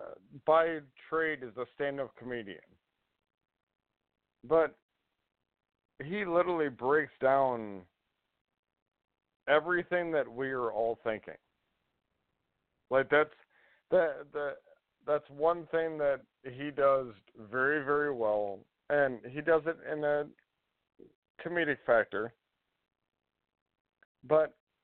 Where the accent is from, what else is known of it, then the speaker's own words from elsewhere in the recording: Houston, Texas, United States; I grew up in Texas